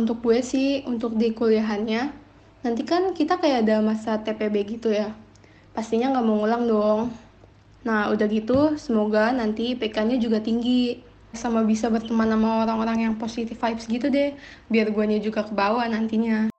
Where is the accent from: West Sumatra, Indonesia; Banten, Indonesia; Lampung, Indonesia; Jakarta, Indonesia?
Jakarta, Indonesia; Asal gue dari Jakarta